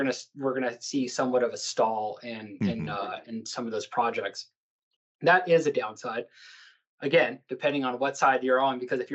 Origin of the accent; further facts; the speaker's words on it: El Paso, Texas, United States; I was born and raised in El Paso